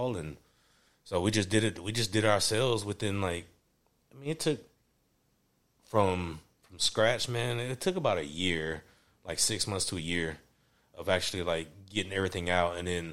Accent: Nashville, Tennessee, United States; also born or lived in Woodbine, Nashville; Grew up in Woodbine, and I was raised in Antioch. So I'm, you know what I'm saying, I'm a native

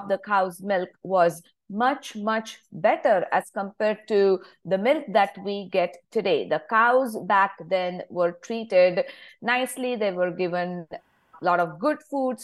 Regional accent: India; moved away as an adult; I grew up in India, of course. So I still have my roots back in India, even if I am in this country for over 20 years now.

